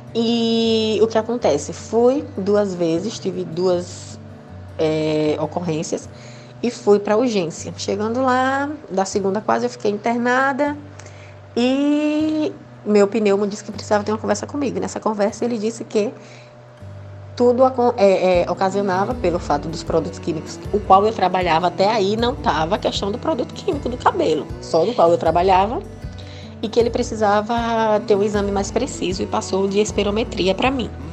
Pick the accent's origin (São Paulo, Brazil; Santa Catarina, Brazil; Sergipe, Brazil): Sergipe, Brazil; Aracaju; sou de Aracaju, Sergipe